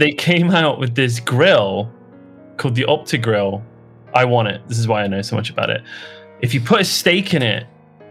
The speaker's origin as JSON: {"language": "English", "region": "England", "country": "United Kingdom", "said": "I'm from England"}